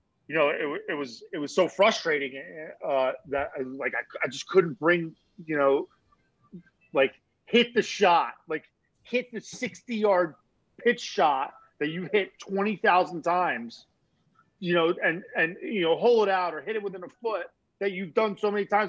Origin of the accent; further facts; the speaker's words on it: Mercer County, New Jersey, United States; I'm literally from Central Jersey, like Mercer County, Princeton, Trenton area